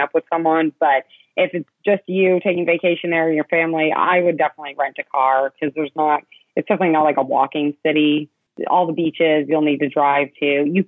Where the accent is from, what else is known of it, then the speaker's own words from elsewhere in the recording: New Hampshire, United States; I grew up in New Hampshire